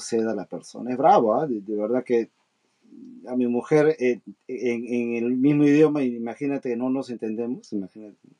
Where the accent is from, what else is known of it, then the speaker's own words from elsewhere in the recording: Peru; now in Japan; nosotros, peruanos, emigrantes que vivimos muchísimos años en el extranjero